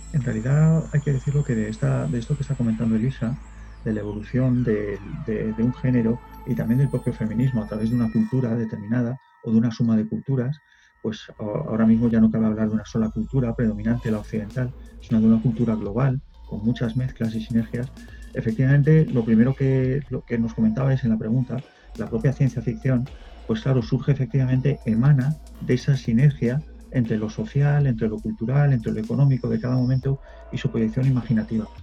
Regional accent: Spain

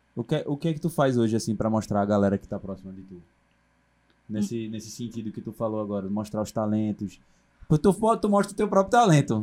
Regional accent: Recife, Pernambuco, Brazil; eu sou do Ibura

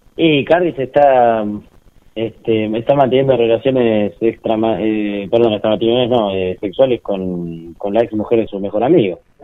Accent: Argentina

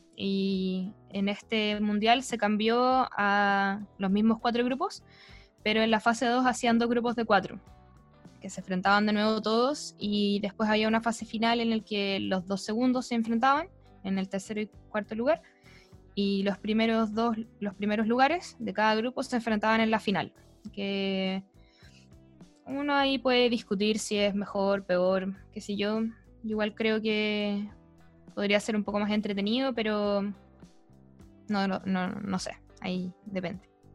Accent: Chile; como chilenos

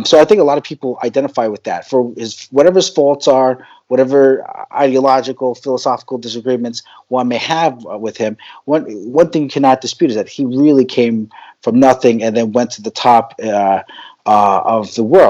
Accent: New Jersey, United States; moved away as an adult; also born or lived in New York; now in Philippines; growing up in New Jersey

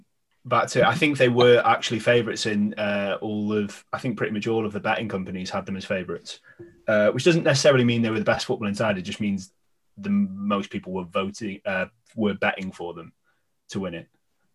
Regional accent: Welsh, Wales, United Kingdom; all being Welsh

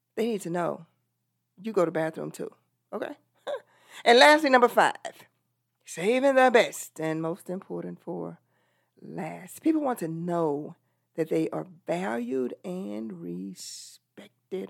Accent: Texas, United States; I'm from Texas

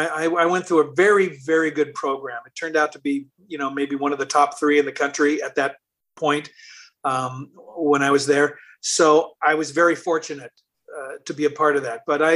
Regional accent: Seattle, Washington, United States; moved away; I'm from Seattle

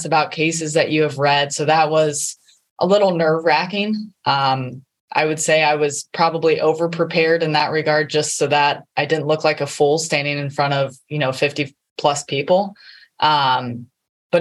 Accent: Ohio, United States; also born or lived in Alabama / Boca Raton, Florida; I grew up in Ohio

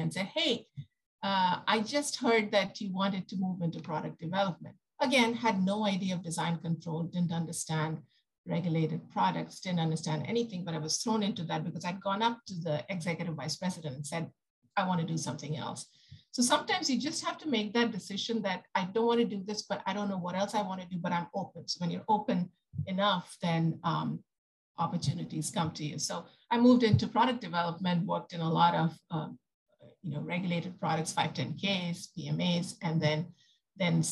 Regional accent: India; moved away as an adult; now in United States; I come from India. I came to the US

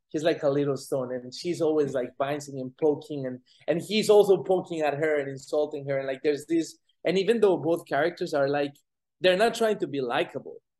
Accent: Colombia; now in United States; I'm an immigrant. I'm from Colombia.

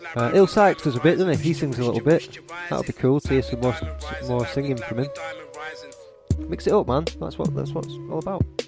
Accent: Blackburn, North West England, United Kingdom; accent: Blackburn; My Blackburn accent

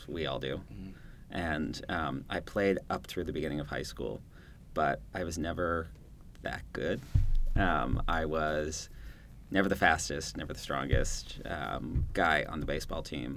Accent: Maine, United States; where I grew up in Maine

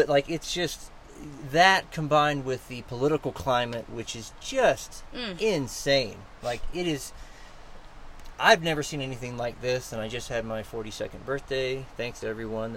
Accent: United States; as an American

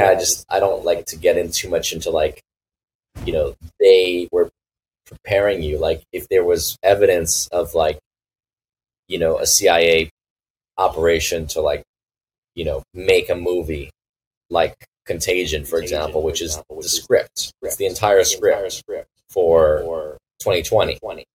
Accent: Los Angeles, California, United States; moved away; we lived in the West Side near the near the water

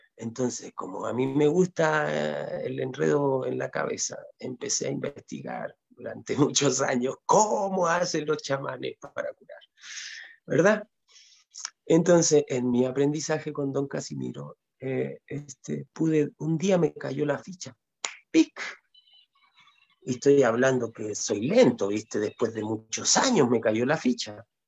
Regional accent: Chile; moved away as an adult; also born or lived in Ecuador; Yo nací en Chile, pero me crié gran parte, más que viví más en Ecuador que en Chile. Me fui a los 20 años y regresé a los 42, 43 años, regresé acá a Chile.

